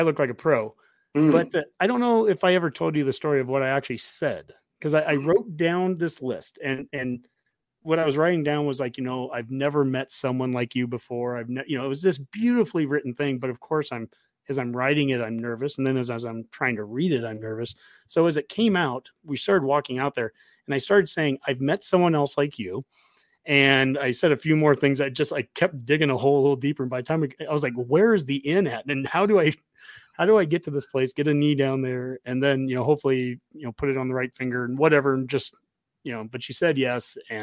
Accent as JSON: {"language": "English", "town": "Columbus", "region": "Nebraska", "country": "United States", "moved": "yes", "said": "I'm from Columbus originally"}